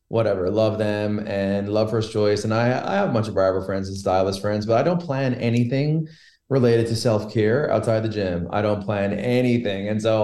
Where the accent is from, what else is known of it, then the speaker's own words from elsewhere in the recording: Logy Bay, Newfoundland and Labrador, Canada; I grew up in Logie Bay, which was the end of a dirt road when I was a kid.